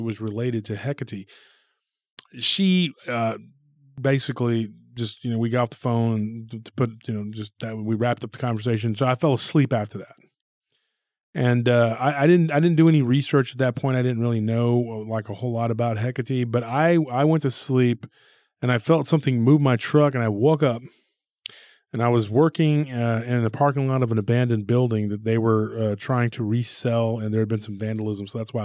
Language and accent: English; Taylor area, near Austin, Texas, United States; my hometown